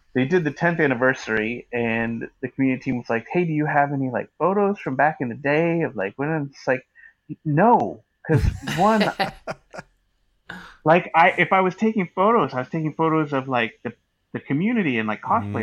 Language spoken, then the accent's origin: English; Northern California wine country, United States; I grew up in Northern California, about an hour north of uh, San Francisco, um, in a in a, in a like in the wine country